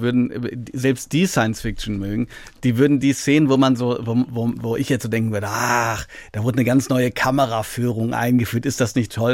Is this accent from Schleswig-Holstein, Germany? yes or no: no; Hagen, North Rhine-Westphalia, Germany; Hagen, das ist meine Heimatstadt